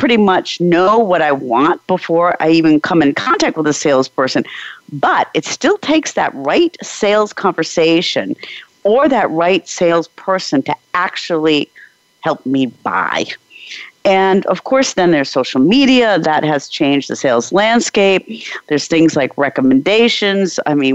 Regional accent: East Coast of the United States, United States; moved away as an adult; now in Prague, Czech Republic; I grew up in the East Coast of the States

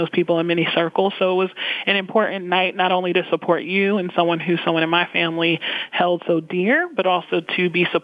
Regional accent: Roslyn, New York, United States; moved away as an adult; also born or lived in Westbury, New York; now in Pittsburgh, United States; I grew up on Long Island, North Shore of Long Island, in the communities of Roslyn and also Westbury.

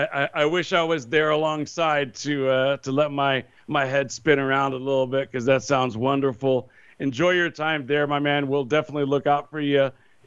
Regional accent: California, United States; I'm a Californian

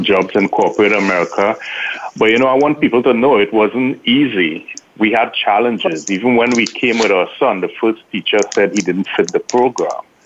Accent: Trinidad & Tobago; moved away; I grew up in Trinidad

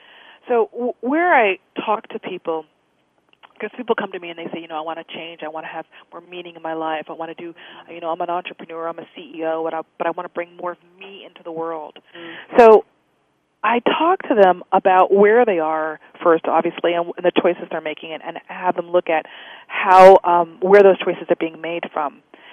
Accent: United States; Well, for me, as an Indian, as a Native American, it's the relationship to God, the Creator, the universe, the trees, the stars.

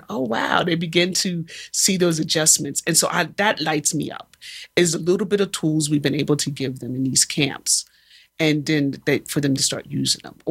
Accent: United States; we as Americans

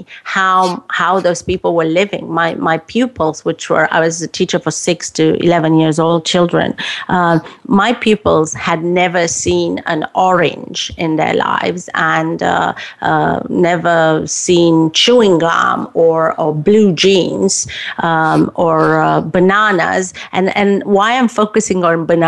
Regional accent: Romania; moved away as an adult; growing up in Romania

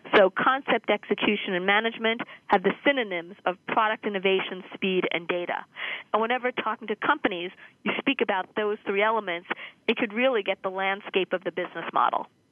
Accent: New York, United States; born or raised there

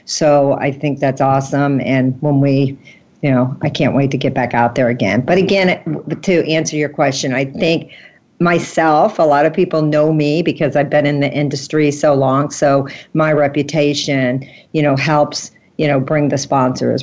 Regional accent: St. Louis, Missouri, United States; I'm from St. Louis. I'm not from a big city

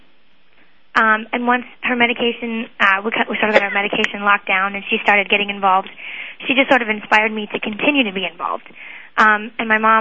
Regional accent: West Chester, Ohio, United States; also born or lived in Lexington, Kentucky; I'm from Westchester, Ohio, and I am in the process of transferring to Ohio State University, and I was originally born in Lexington, Kentucky

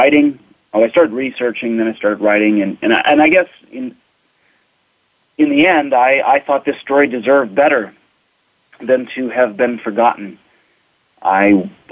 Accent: Minnesota, United States; also born or lived in Arizona; now in Tennessee, United States; I was raised in Minnesota

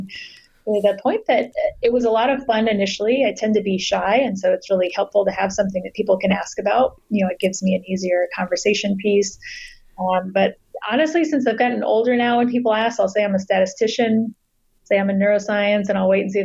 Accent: Southeast Texas, United States; I was raised in Southeast Texas in a pretty conservative family

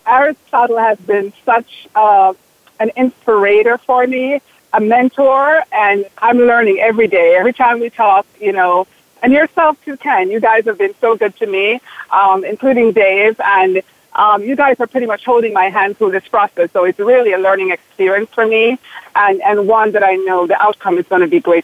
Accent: Jamaica; now in Bloomfield, United States; coming from an island, which I'm also from Jamaica

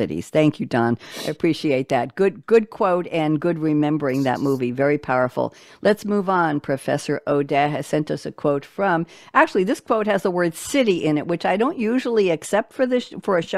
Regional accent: New York, United States; also born or lived in Tellico Village, Loudon, Tennessee; now in Loudon, Tennessee, United States; I am a New Yorker

